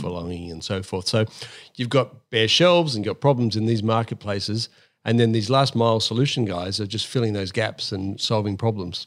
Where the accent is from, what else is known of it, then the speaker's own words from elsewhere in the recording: Sydney, New South Wales, Australia; also born or lived in United Kingdom / Coffs Harbour; I grew up in Sydney as a, as a primary, late primary school kid.